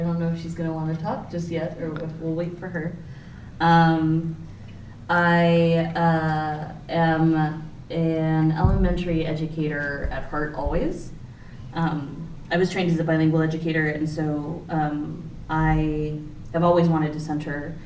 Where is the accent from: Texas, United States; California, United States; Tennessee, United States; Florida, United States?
Texas, United States; now in Iowa, United States; I work in Iowa, I live in Iowa, but I'm from Texas